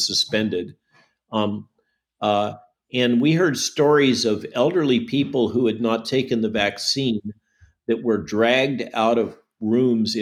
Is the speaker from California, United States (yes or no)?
yes; California, United States; moved away; San Jose, Silicon Valley, and remember, that's my home state.